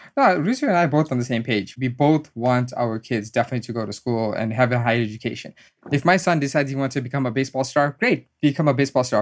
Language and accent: English; South Africa; moved away as an adult; now in United States; education was a big driving force growing up in South Africa.